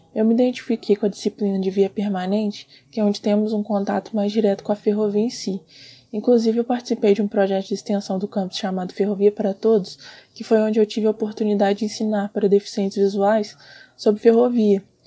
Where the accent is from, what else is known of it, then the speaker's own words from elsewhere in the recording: Santos Dumont, Minas Gerais, Brazil; eu sou de Santos Dumont, Minas Gerais